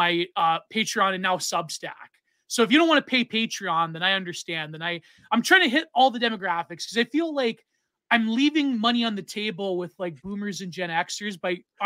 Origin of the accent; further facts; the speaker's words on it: Canada; in Canada, we have the Hicklib par excellence.